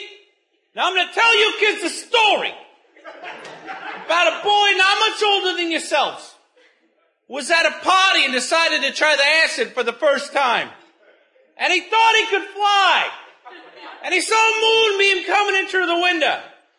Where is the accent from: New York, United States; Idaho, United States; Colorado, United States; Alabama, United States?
New York, United States; New York City; Growing up in New York City, the NYPD had a program where they would send a uniformed officer into my classroom twice a year